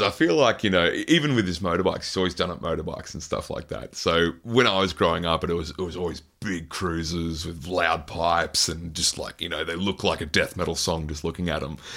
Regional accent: Queensland, Australia; especially being a Queenslander

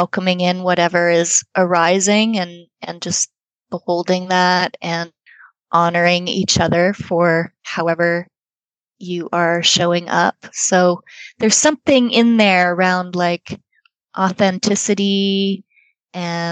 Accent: Switzerland; moved away; Having grown up in Switzerland

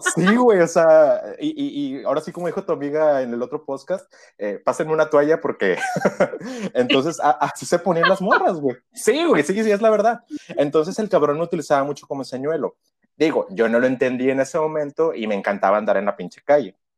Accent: Reynosa, Tamaulipas, Mexico; also born or lived in Veracruz; vivo en Reynosa, Reynosa, Tamaulipas

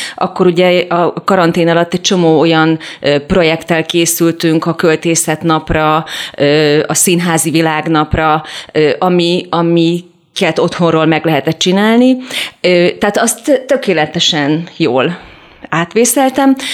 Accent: Budapest, Hungary; also born or lived in Vas County; én ugyan pesti lány vagyok

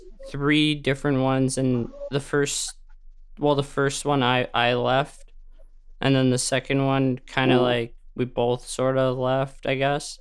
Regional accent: Canada; Oh, I'm from Canada.

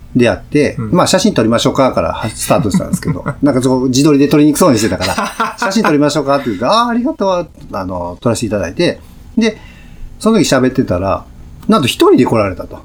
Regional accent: Kyoto, Japan; あ僕も京都ですよ

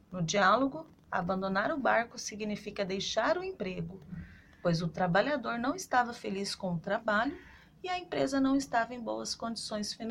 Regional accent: Guarulhos, São Paulo, Brazil; sou de Guarulhos, São Paulo.

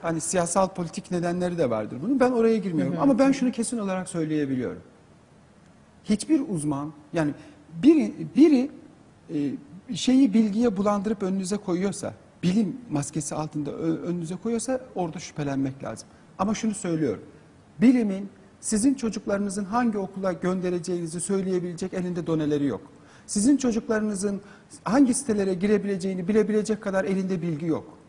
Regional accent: Turkey; benim doğduğum yerlere, Kars'a gidin, Artvin'e gidin, Trabzon'a gidin

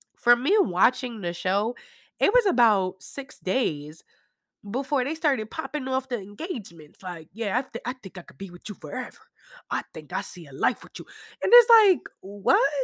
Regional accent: New York, United States; moved away; I'm still from New York

